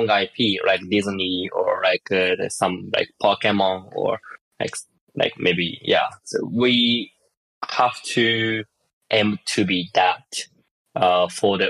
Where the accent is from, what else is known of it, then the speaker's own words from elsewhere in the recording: Tokyo, Japan; I'm from Tokyo